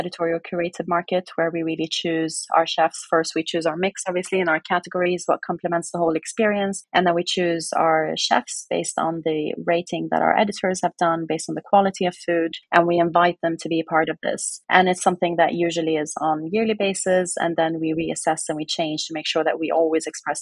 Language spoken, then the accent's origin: English; West Coast of Sweden, Sweden; moved away as an adult; also born or lived in Norway; it was in a city in Sweden where I grew up on the West Coast.